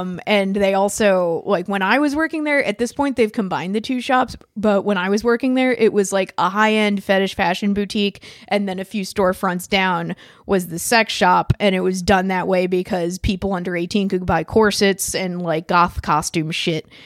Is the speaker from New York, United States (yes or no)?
no; Philadelphia, Pennsylvania, United States; moved away as an adult; also born or lived in Bushwick, Brooklyn; now in Brooklyn, United States; I'm from Philly.